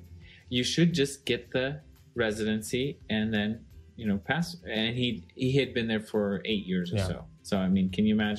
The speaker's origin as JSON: {"language": "English", "country": "Russia", "said": "You speak Russian with you. I'm from Russia."}